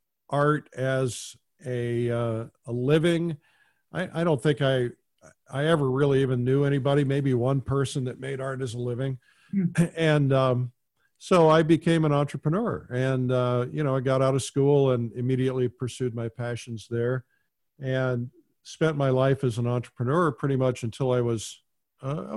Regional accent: Fort Wayne, Indiana, United States; I grew up in Fort Wayne, Indiana

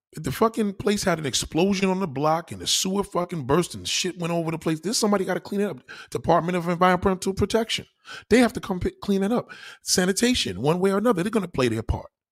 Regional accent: New York City, New York, United States; I'm a New York City slicker, I'm a New Yorker

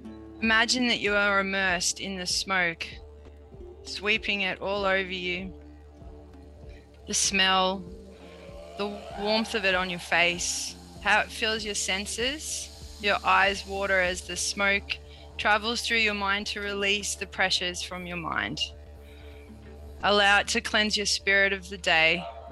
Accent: New South Wales, Australia; I'm coming from Minjimbul country, part of the Bundjalung Nation, and I thank the old people for caring for country so well

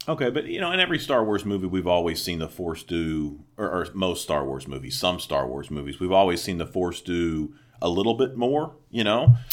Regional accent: the South, United States; moved away; growing up in the South

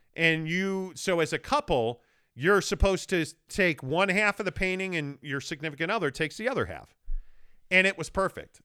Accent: Chicago, Illinois, United States; moved away; growing up in Chicago

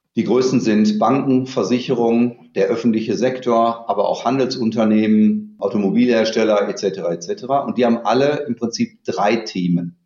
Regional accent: Dortmund, North Rhine-Westphalia, Germany; also born or lived in Münster / Los Angeles / Copenhagen / Stanford; ich komme aus Dortmund, da bin ich auch gerade ich habe hier nach dem Abitur mal eine Banklehre gemacht

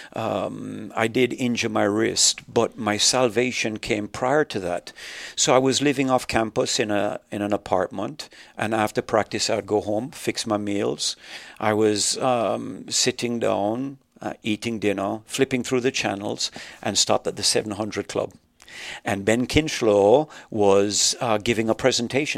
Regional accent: Jamaica; also born or lived in Canada; now in United States; I was just talking about growing up in Jamaica.

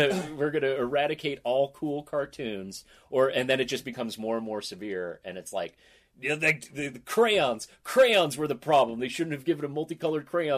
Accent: Boise, Idaho, United States; moved away; I was growing up in Boise

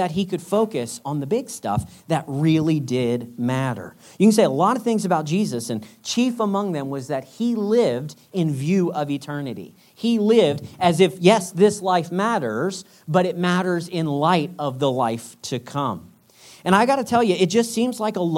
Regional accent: United States; moved away; as an American

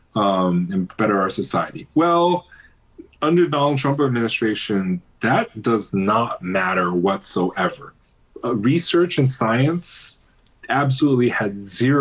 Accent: Pennsylvania, United States; my home district where I grew up in Pennsylvania

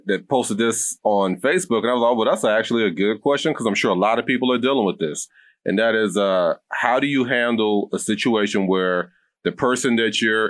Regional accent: the South, United States; I'm from the South. I'm kind of more old school. So I was raised a certain way

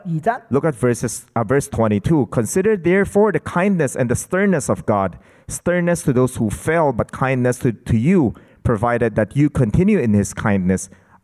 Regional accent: Hong Kong; now in Philippines; I came from Hong Kong to the Philippines, and I've been here for 34 years.

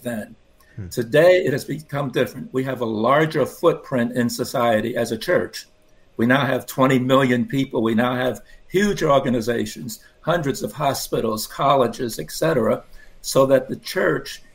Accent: New York City, New York, United States; I grew up in Brooklyn, New York

